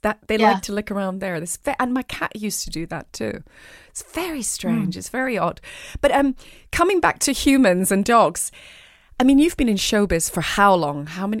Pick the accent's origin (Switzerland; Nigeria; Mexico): Switzerland; English is a second language; moved away as an adult; now in London, United Kingdom; I came from Switzerland to London at the age of 19 to study musical theatre.